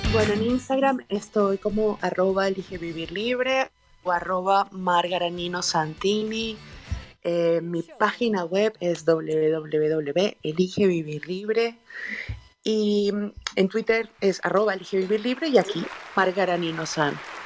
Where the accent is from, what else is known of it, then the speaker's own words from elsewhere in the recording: Venezuela; now in Mexico; Yo estoy en México, soy venezolana, pero vivo en México